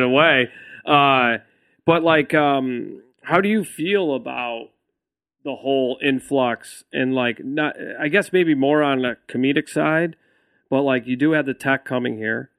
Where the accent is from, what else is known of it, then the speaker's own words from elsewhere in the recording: New York, United States; now in Austin, United States; a New Yorker